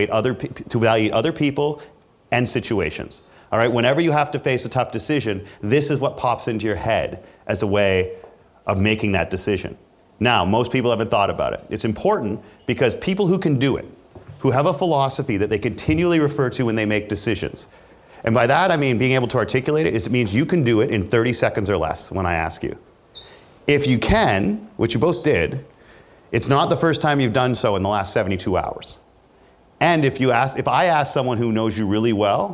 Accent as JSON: {"language": "English", "country": "Canada", "said": "I'm Canadian"}